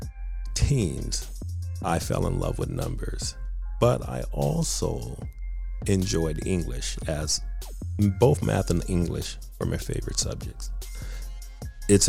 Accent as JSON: {"language": "English", "town": "San Francisco", "region": "California", "country": "United States", "lives_now": "Oakland, United States", "said": "I am originally from San Francisco. I currently reside in Oakland, California"}